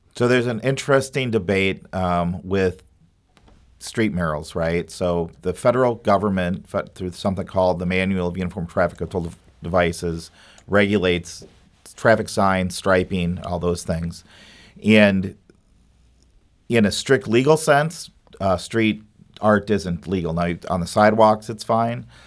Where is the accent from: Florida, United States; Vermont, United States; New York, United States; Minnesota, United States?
Minnesota, United States; also born or lived in Madison, Wisconsin; now in St. Louis, United States; I grew up in Minnesota